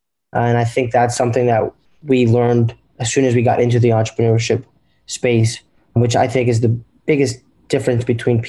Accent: Durham, North Carolina, United States; I'm 19 years old. Jeff and I are twins. So, yeah, and we're from Durham, North Carolina.

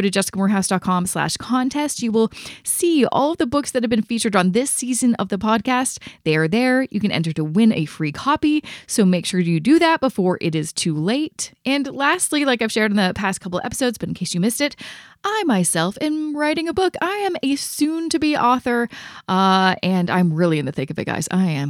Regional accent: Canada; So you can find all the information about how to invest, not only as a Canadian, but also in that passive investing strategy that I talk about all the time on this show.

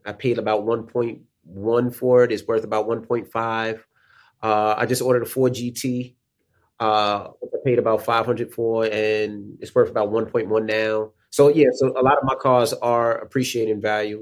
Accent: New York City, New York, United States; moved away as an adult; also born or lived in West Milford, New Jersey; As a kid growing up in Queens

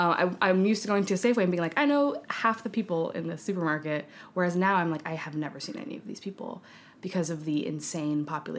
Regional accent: San Francisco, California, United States; moved away as an adult; also born or lived in Redwood City, California; now in New York City, United States; I'm from the San Francisco Bay Area. Moved around a little bit within those parameters, but I started living in San Francisco proper, right in the heart of the city. I was born there.

